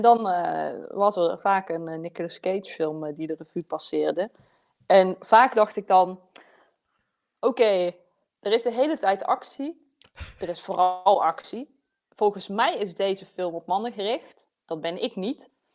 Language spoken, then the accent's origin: Dutch; southern Netherlands, Netherlands; accent: southern Dutch; ik heb zelf ook een zuidelijk, zuidelijk Nederlands accent